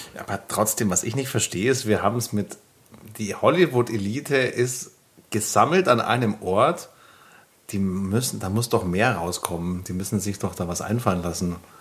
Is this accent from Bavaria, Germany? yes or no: yes; Bavaria, Germany; ich komme aus Bayern